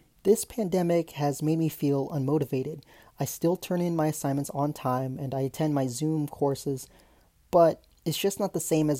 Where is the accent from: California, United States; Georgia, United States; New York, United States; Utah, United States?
California, United States; Sacramento; also born or lived in Long Beach, California; I'm from Sacramento, and I've lived here most of my life